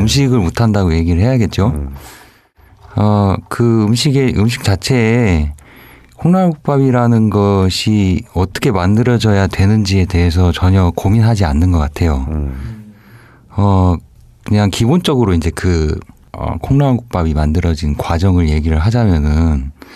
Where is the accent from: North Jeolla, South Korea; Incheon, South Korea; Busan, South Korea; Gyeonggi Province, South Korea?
North Jeolla, South Korea; Jeonju / Gunsan; 저는 전주나 이제 군산 쪽이 제 네. 고향이고 이제 본래 네. 살고 있는 곳이니까